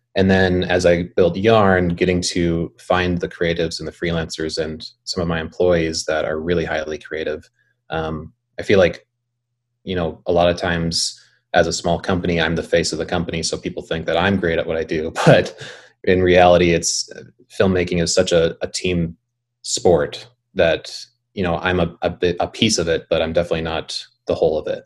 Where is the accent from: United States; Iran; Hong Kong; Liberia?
United States; Bismarck, North Dakota; I grew up in Bismarck